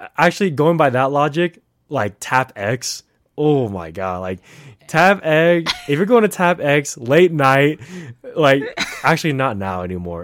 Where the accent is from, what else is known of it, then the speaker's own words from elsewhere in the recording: Bay Area, California, United States; moved away as an adult; also born or lived in Fremont, California; now in Reno, United States; I am from the Bay, um, been there almost all, all my whole life